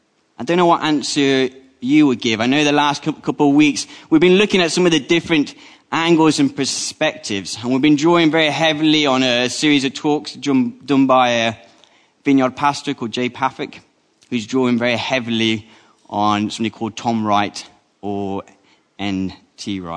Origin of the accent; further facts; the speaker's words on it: Colombia; born there; I was born in the Republic of Colombia. I was the wrong color, the wrong language.